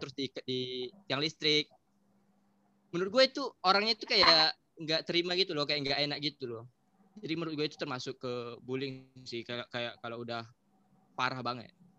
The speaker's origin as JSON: {"language": "Indonesian", "region": "Riau", "country": "Indonesia", "tie": "born or raised there", "said": "Dari kecil. karena gue lahir di sini juga"}